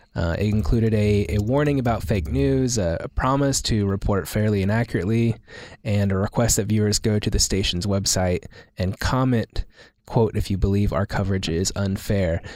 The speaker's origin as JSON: {"language": "English", "town": "Oklahoma City", "region": "Oklahoma", "country": "United States", "tie": "born or raised there", "said": "growing up in Oklahoma City"}